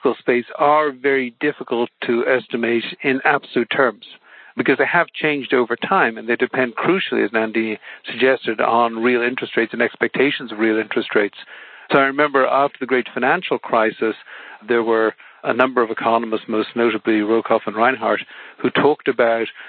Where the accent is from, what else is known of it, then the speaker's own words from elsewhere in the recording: Ireland; growing up in Ireland, which is a small open economy